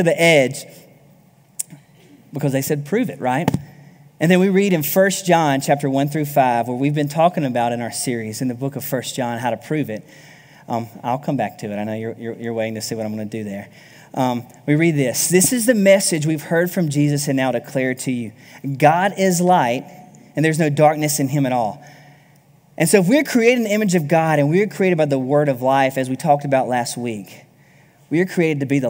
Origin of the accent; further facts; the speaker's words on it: South Alabama, United States; I grew up in South Alabama